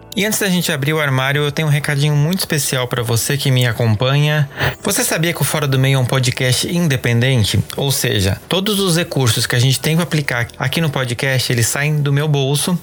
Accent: Santa Catarina, Brazil; Eu sou de Santa Catarina, né? Como vocês já estão carecas de saber. E eu lembro, assim, de uma situação que foi muito clara para mim. Eu cresci numa cidade que é colonizada por alemães

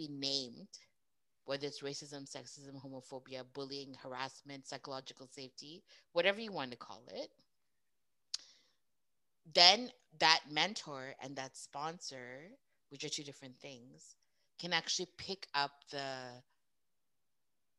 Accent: Edmonton, Alberta, Canada; I was born and raised in Edmonton.

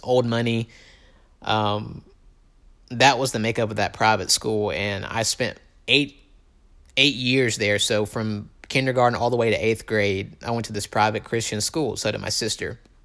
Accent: Tupelo, Mississippi, United States; I'm from Tupelo, Mississippi, okay? Um, it is probably as deep south as you're gonna get in this country

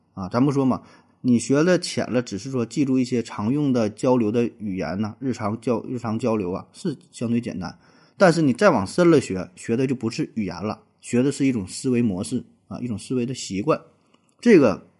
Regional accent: China; 那作为中国人啊，特别是咱们这一代八零后、九零后啊，再往后啊都是，呃，从小到大呢学的外语啊，最主要的就是英语

